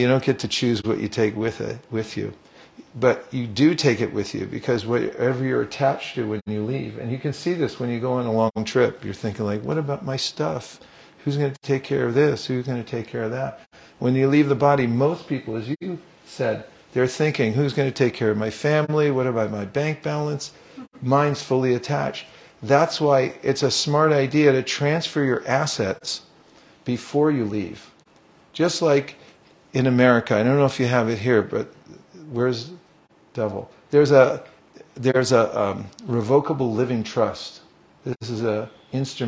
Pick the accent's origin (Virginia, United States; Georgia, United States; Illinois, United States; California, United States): California, United States; When I was young, I grew up in California.